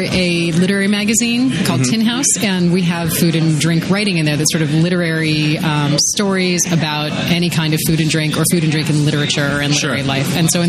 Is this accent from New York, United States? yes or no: no; Ohio, United States; moved away as an adult; now in Madison, United States; I grew up in Ohio and actually had started college somewhere else. And then my dad got transferred here for a job. So my parents moved here.